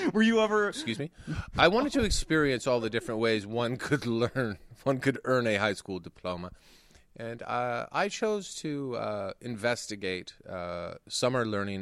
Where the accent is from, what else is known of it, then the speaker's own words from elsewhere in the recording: Canada; I was born in Canada. Not Istanbul.